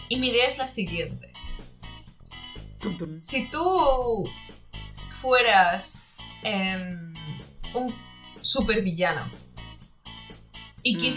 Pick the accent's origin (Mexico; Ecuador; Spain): Mexico; Puebla; Yo, es que vengo de Puebla, de Puebla, ¿eh?